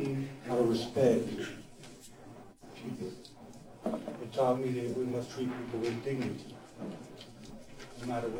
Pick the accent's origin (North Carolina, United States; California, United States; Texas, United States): California, United States; Bakersfield; am American. I am someone from Bakersfield. I steal these values from my parents. I steal these values from Bakersfield. We are a community.